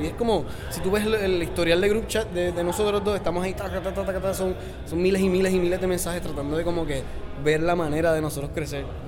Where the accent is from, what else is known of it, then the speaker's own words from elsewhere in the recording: Puerto Rico; soy de Puerto Rico